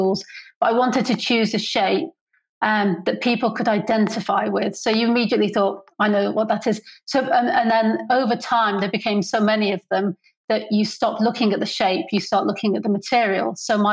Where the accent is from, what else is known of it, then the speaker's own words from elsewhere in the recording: North Wales, United Kingdom; moved away as an adult; also born or lived in Edinburgh / Farnham; I grew up in North Wales